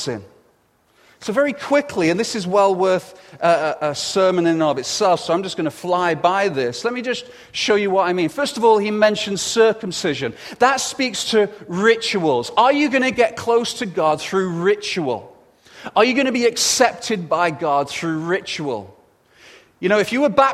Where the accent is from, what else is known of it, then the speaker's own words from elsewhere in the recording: England, United Kingdom; being English